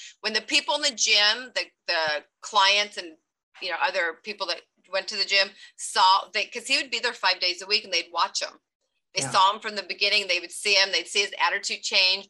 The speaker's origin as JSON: {"language": "English", "town": "Long Beach", "region": "California", "country": "United States", "tie": "born or raised there", "also_born_or_lived": "Oregon", "said": "I grew up here in Long Beach, but I was in Oregon for 8 years"}